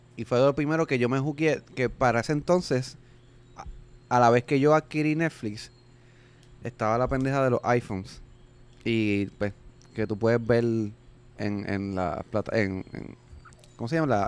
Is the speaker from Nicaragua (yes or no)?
no; Puerto Rico; aquí en Puerto Rico, pues, y como somos pues territorio americano